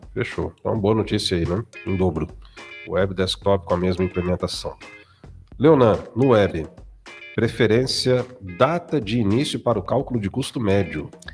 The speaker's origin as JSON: {"language": "Portuguese", "town": "Brasília", "region": "Federal District", "country": "Brazil", "tie": "born or raised there", "said": "a galera do DF, né? Candangos e Brasilienses, minha terra natal"}